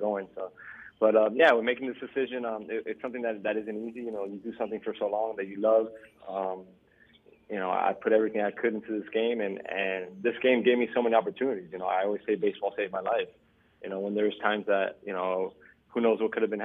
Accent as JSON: {"language": "English", "town": "Miami", "region": "Florida", "country": "United States", "tie": "born or raised there", "said": "my friends that I grew up with here in Miami"}